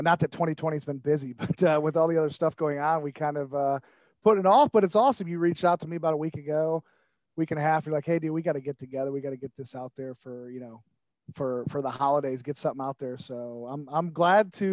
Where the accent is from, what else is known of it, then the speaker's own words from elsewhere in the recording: Shelby, Ohio, United States; also born or lived in Sandusky, Ohio; when we moved to Shelby, when my dad, you know, got into General Motors, I was 3 years old